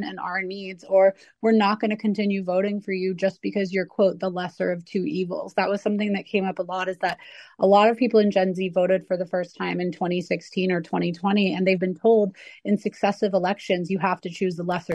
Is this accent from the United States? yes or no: yes; Arizona, United States; I'm from Arizona